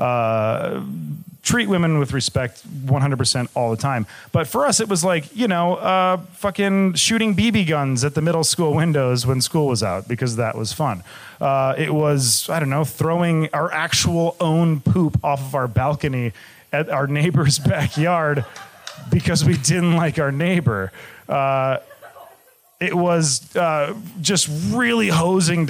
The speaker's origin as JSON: {"language": "English", "region": "Michigan", "country": "United States", "said": "I'm from Michigan as well"}